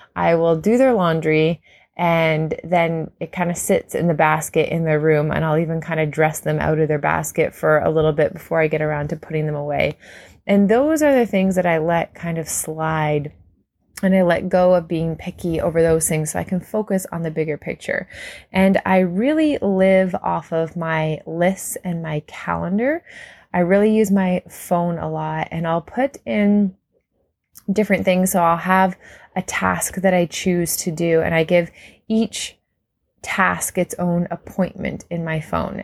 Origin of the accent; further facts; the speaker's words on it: Canada; as a Canadian